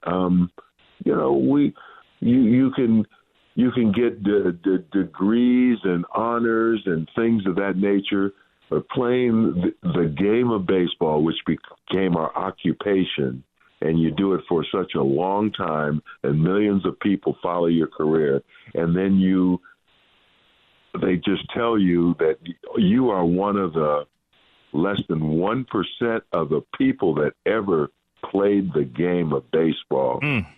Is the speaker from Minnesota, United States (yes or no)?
yes; St. Paul, Minnesota, United States; my hometown team